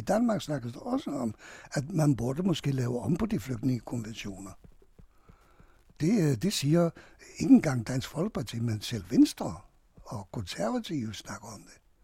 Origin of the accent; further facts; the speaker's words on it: Hungary; now in Denmark; jeg flygtede fra Ungarn